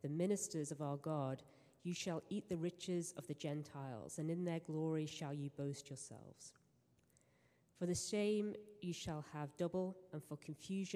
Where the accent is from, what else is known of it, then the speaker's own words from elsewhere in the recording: England, United Kingdom; moved away; I am English